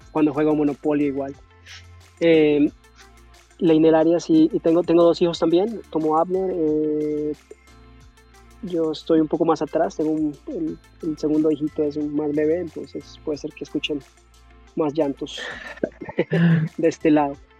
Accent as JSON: {"language": "Spanish", "town": "Yumbo", "region": "Valle del Cauca", "country": "Colombia", "tie": "born or raised there", "also_born_or_lived": "Cali", "moved": "as an adult", "lives_now": "New York, United States", "said": "yo soy de Colombia, nací en Cali, me crié en un pueblo cerca de Cali que se llama Jumbo. Eh, y eso es el valle"}